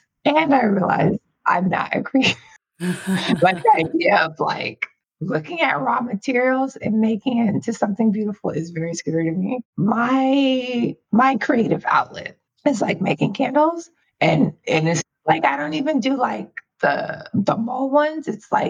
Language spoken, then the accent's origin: English; New York, United States; Like, you know, I grew up in New York. I was like in New York.